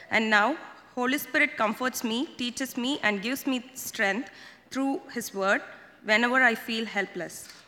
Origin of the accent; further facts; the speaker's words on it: India; moved away; Uh, I was born in India and brought up in a Christian family.